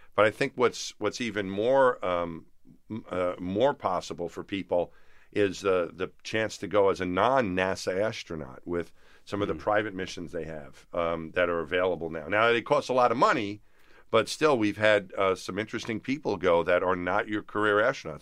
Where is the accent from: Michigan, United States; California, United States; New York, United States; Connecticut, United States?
New York, United States; Franklin Square; There's nothing special about us growing up in Franklin Square